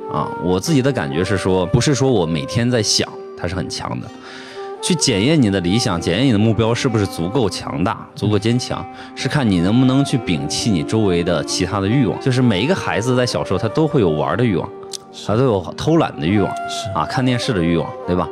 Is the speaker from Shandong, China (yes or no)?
yes; Shandong, China; moved away as an adult; also born or lived in Hanzhong, Shaanxi; 我是三年级到的山东